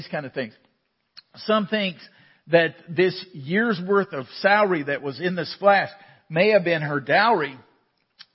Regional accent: Waco, Texas, United States; We grew up in Waco

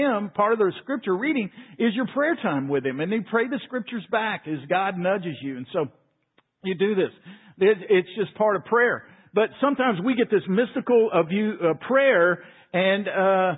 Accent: Waco, Texas, United States; I grew up in Waco

